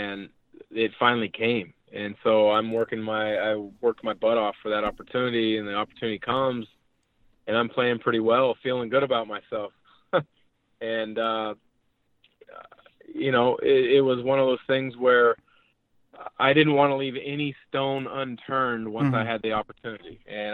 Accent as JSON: {"language": "English", "town": "Portland", "region": "Oregon", "country": "United States", "tie": "born or raised there", "said": "I'm from the Portland area. I grew up around there."}